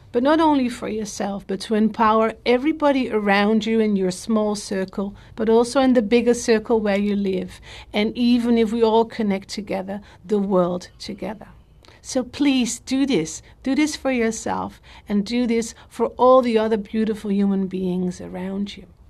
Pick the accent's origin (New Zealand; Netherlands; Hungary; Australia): Netherlands; I'm from the Netherlands